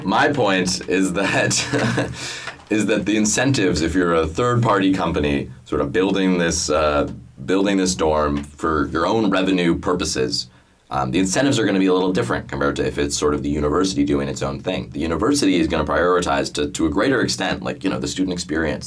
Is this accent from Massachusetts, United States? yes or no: yes; Boston, Massachusetts, United States; moved away; I'm from Boston